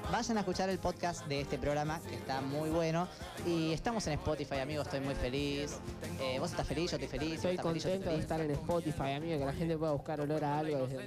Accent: Salta, Argentina; Vengo eh, de Salta. Tierra de mate seviro. Vengo de Salta, compadre. Tierra donde todos son conocidos. Vengo de Salta, compadre.

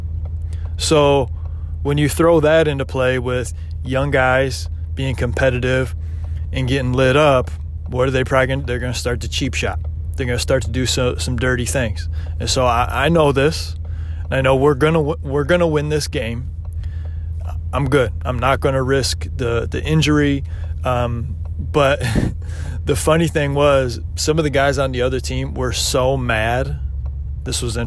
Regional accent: Michigan, United States; moved away; from Michigan

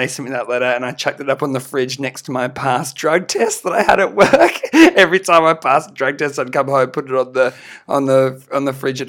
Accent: Australia; We're a band from Australia.

